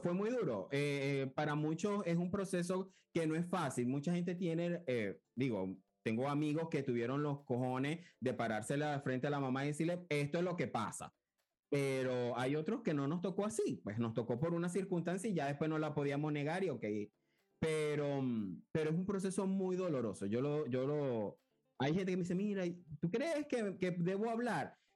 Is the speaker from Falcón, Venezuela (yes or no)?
no; Cabimas, Zulia, Venezuela; moved away; yo vengo de Cabimas, que es una ciudad, pero yo le digo pueblo.